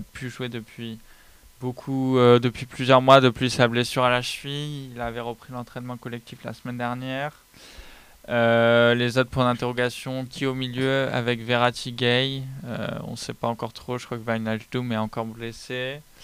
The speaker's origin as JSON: {"language": "French", "country": "France"}